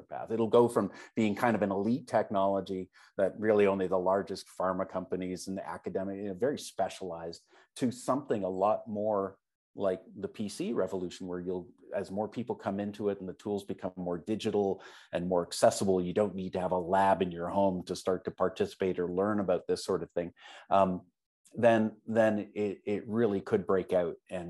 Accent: Canada; I'm Canadian

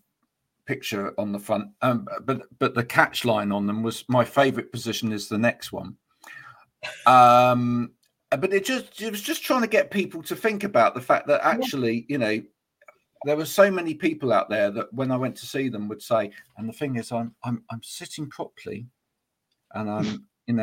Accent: United Kingdom; we're very British

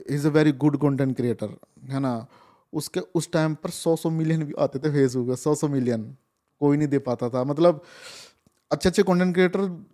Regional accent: Rajasthan, India; मैं राजस्थान से हूँ

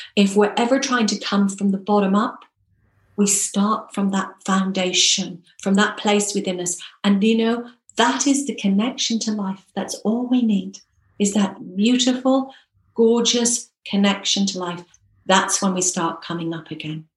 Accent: Ireland; Ireland, my home country

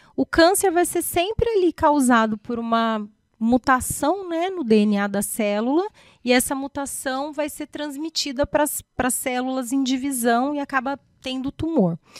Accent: São José dos Campos, São Paulo, Brazil; also born or lived in Botucatu / Mogi das Cruzes; Eu sou daqui de São José José dos Campos

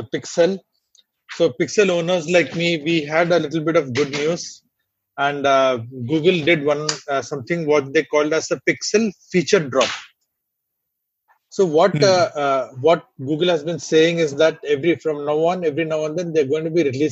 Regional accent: India; accent: Indian; my Indian accent

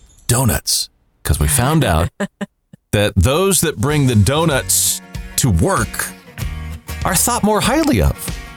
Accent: Seattle, Washington, United States; where I grew up in Seattle

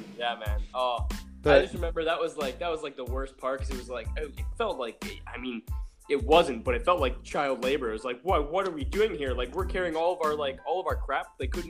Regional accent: Canada; moved away; growing up in Canada, like, Tim Hortons is, like, such a big part of, like, just the culture

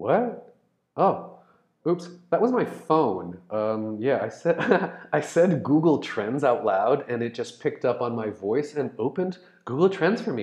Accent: Brazil; I'm Brazilian, I'm in Brazil.

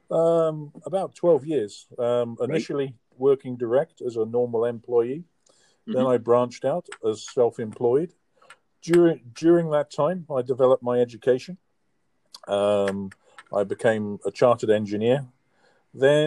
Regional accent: Caldicot, Wales, United Kingdom; moved away; also born or lived in Essex / Bristol; No, I grew up in South Wales, a place called Caldicot. But unfortunately, I was born in Essex

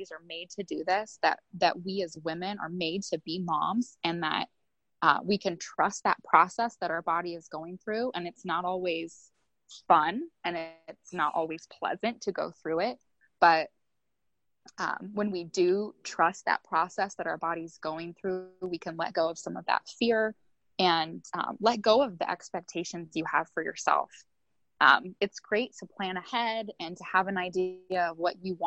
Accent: United States; growing up in the United States

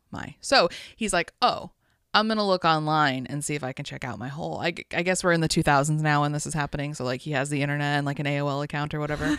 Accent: Las Vegas, Nevada, United States; born or raised there

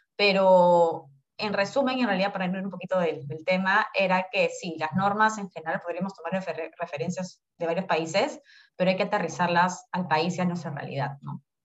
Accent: Peru

